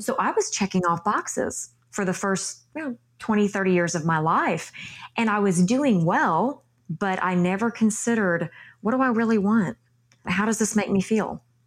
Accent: Texas, United States; my home state of Texas

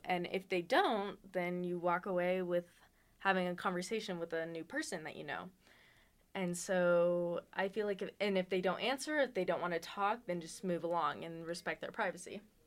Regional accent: Las Vegas, Nevada, United States; moved away as an adult; now in Reno, United States; I was born in Las Vegas

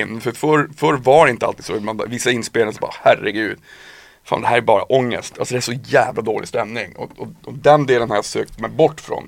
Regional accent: Piteå, Norrbotten County, Sweden; moved away; Jag var uppe nu i, i, i Norrbotten, i Piteå där jag kommer ifrån

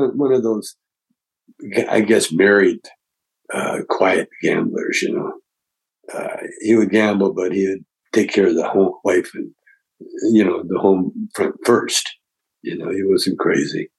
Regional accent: Calgary, Alberta, Canada; I grew up in Calgary, Alberta, Canada

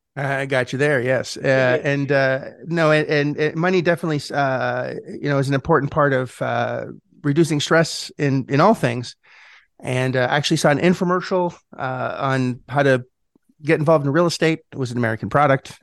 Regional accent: Montreal, Quebec, Canada; moved away; I'm Canadian. I'm from, uh, Montreal originally

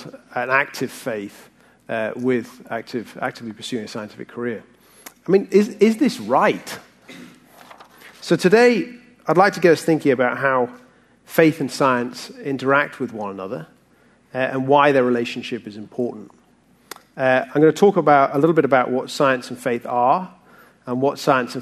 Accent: the north of England, United Kingdom; moved away as an adult; also born or lived in Oxford; now in Texas, United States; I grew up in the north of England

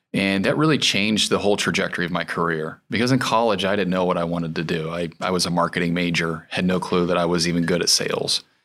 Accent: Goshen, Indiana, United States; I was born in Goshen, Indiana.

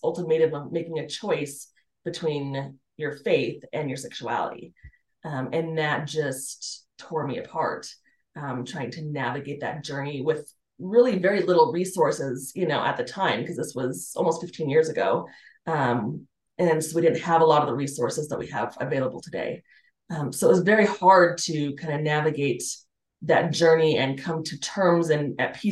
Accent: Colorado Springs, Colorado, United States; I grew up in Colorado Springs

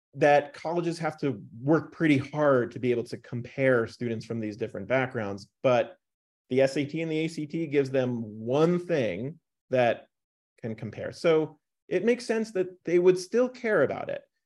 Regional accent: New York, United States; also born or lived in North Carolina; now in Boulder, United States; Binghamton University, where I, uh, close to where I grew up in New York

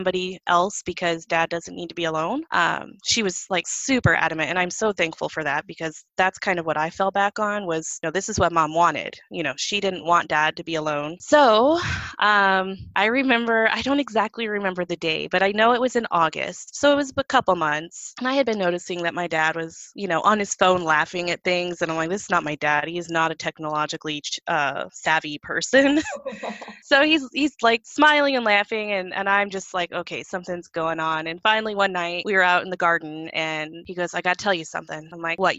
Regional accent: Illinois, United States; moved away as an adult; also born or lived in California; my husband and I moved from California to Illinois, which is where I'm from

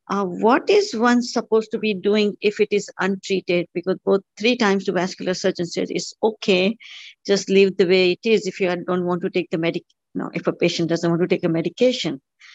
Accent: Long Island, New York, United States; I'm from Long Island.

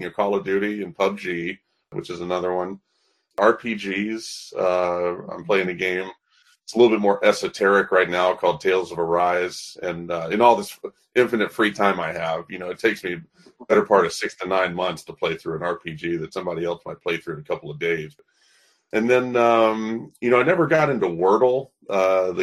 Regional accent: Birmingham, Alabama, United States; moved away as an adult; also born or lived in Nashville, Tennessee; I'm born and raised in Birmingham, Alabama

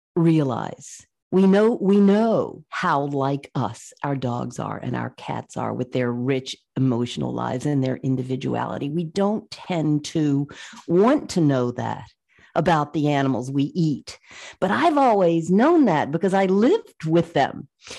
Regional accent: Virginia, United States; I grew up in the South, in Virginia, and my dad raised horses.

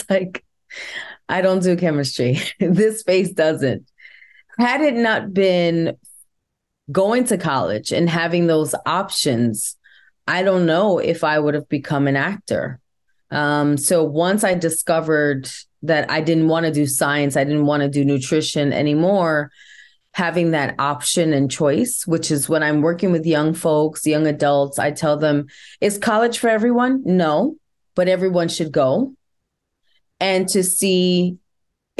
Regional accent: New York City, New York, United States; I was born and raised in the boogie down Bronx

